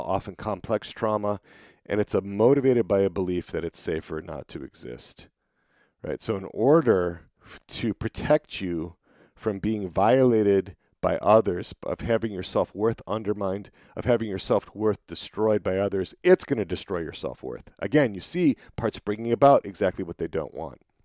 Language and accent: English; Wisconsin, United States; I grew up in Wisconsin